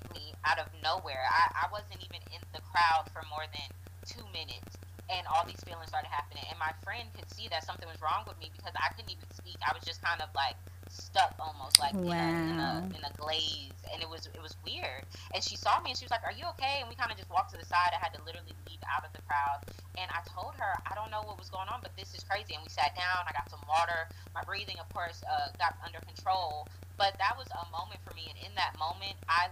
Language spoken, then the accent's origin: English; Atlanta, Georgia, United States; Here in Atlanta, because I am from Atlanta